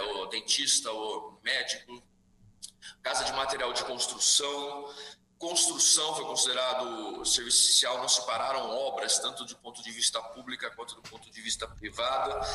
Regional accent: Araraquara, São Paulo, Brazil; moved away as an adult; now in United States; eu estou aqui em Araraquara, uhum. onde, eu fui, onde eu nasci, fui criado

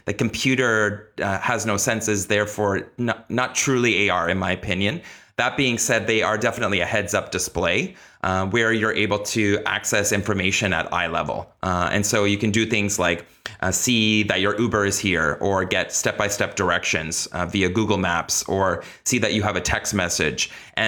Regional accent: Kitchener-Waterloo, Ontario, Canada; Canada, which is where I'm from. They're actually from my hometown, Kitchener-Waterloo

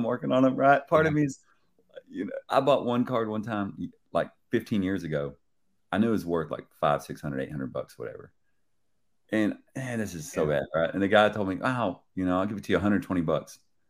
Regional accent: Dallas, Texas, United States; I'm from Dallas, Texas.

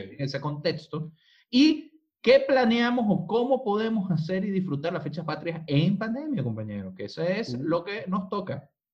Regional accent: Venezuela; now in Chile; nosotros que, eh, eh, que venimos de Venezuela

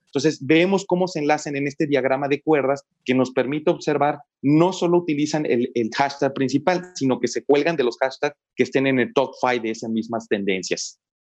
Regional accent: Mexico; los que somos mexicanos

